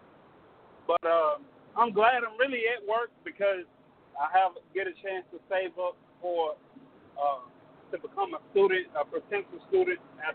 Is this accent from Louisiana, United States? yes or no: yes; Shreveport, Louisiana, United States; now in Beaumont, United States; I'm in Beaumont, Texas right now, but I'm from Shreveport, Louisiana